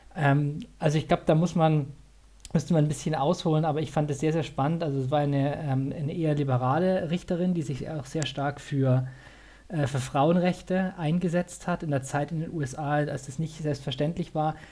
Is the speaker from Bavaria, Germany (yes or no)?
yes; Bavaria, Germany; also born or lived in Saxony; ich bin eigentlich äh, gebürtiger Sachse, bin aber dann so zur Einschulung nach Bayern gezogen. Ich bin also eher süddeutsch sozialisiert